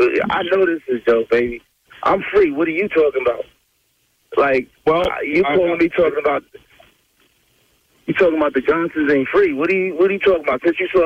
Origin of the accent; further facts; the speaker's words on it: Tennessee, United States; born and raised in Tennessee.